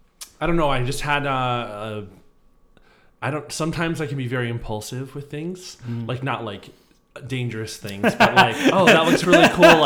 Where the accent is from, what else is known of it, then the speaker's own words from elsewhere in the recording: Arizona, United States; moved away; also born or lived in Ohio; I'm originally from Arizona.